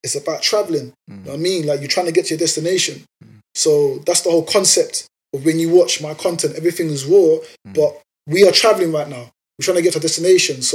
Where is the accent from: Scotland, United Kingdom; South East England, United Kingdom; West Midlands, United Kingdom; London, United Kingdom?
London, United Kingdom; also born or lived in New York; I'm from London